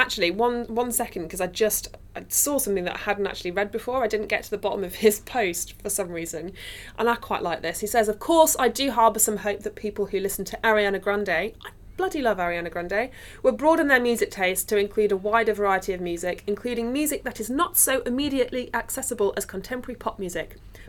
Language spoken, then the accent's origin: English; Nottingham, East Midlands, United Kingdom; So I'm from Nottingham, as we know, and the music scene there was so tiny.